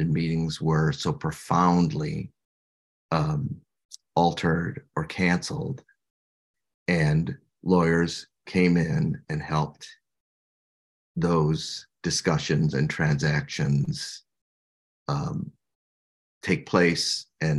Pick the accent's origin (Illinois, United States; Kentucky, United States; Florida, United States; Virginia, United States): Illinois, United States; I'm from Illinois